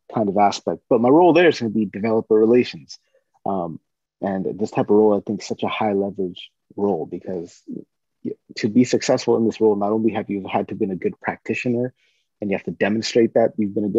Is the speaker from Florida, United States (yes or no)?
no; Northern California, United States; I grew up in Northern California